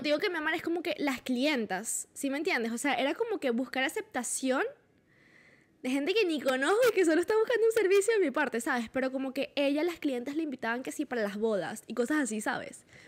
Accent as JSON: {"language": "Spanish", "town": "Valencia", "region": "Carabobo", "country": "Venezuela", "said": "yo soy de Valencia"}